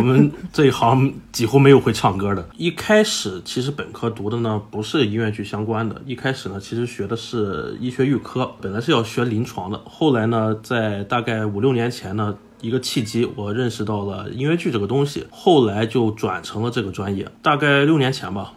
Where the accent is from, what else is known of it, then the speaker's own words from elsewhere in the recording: United States; first language English; Chinese is a second language; 我是在美国长大的，然后是可以说是母语，就是英语